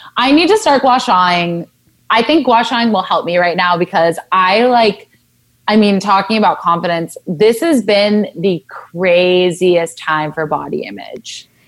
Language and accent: English; Southern California, United States; I grew up in Southern California